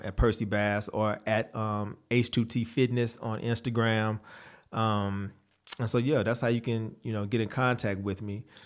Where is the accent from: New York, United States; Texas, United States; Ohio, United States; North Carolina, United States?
Texas, United States; San Antonio; I grew up in San Antonio, Texas